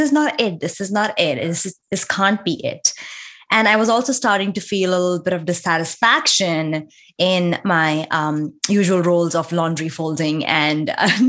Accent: India; moved away as an adult; now in United States; I was born and raised in India, lived there for my entire life, got married there. And I moved to the US

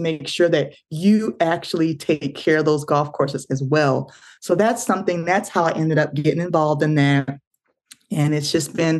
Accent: Florida, United States; moved away as an adult; I was in Florida because I'm originally from Florida

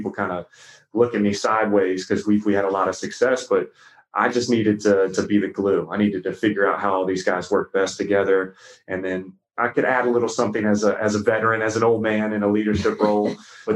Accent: Roanoke, Virginia, United States; moved away as an adult; Well, I'm from Roanoke, Virginia. Originally, I'm from Southwest Virginia, born and raised

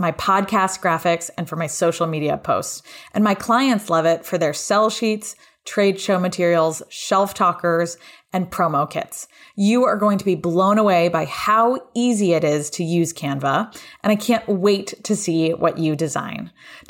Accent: Connecticut, United States; I grew up in Connecticut

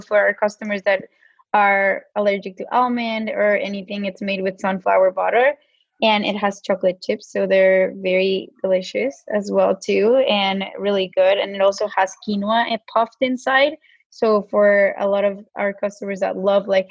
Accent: Mexico; accent: Mexican; my Mexican accent comes out sometimes

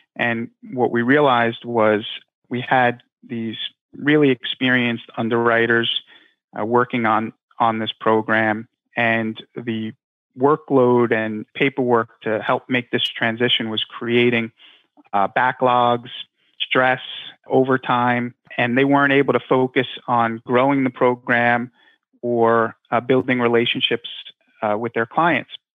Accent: Long Island, New York, United States; I grew up in Long Island

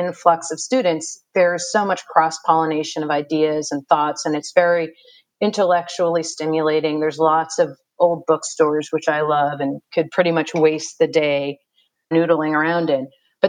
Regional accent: Amherst, Massachusetts, United States; also born or lived in New York; now in South Orange, New Jersey, United States; I grew up in Amherst, Massachusetts, till about the age of 17, pretty much. And Amherst is, you know, it's like where I'm staying now in South Orange, New Jersey. It's a fairly affluent college town. It's very intellectual.

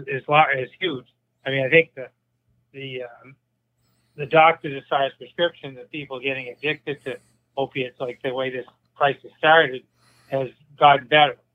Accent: Bangor, Maine, United States; I grew, I grew up in Bangor. I uh, went to public schools in Bangor

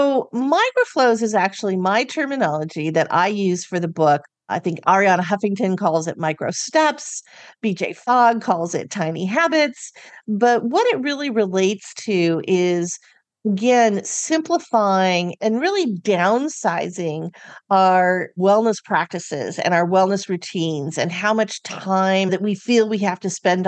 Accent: California, United States; I'm from California

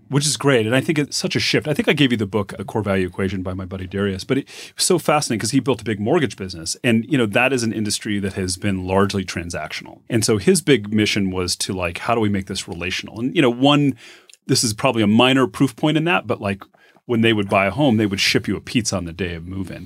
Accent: Phoenix, Arizona, United States; also born or lived in Bay Area; now in Reno, United States; I grew up in Phoenix

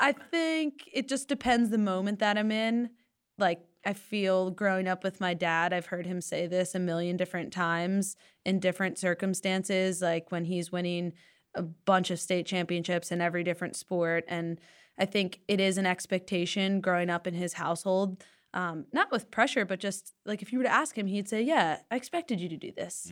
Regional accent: Delaware, United States; moved away; I grew up in Delaware.

